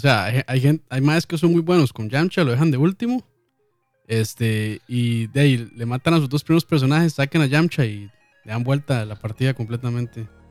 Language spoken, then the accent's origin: Spanish; Costa Rica; nosotros somos de Costa Rica